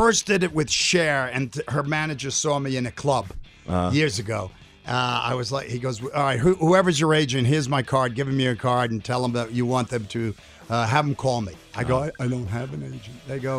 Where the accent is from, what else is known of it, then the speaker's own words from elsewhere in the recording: New York City, New York, United States; Remember, growing up in New York City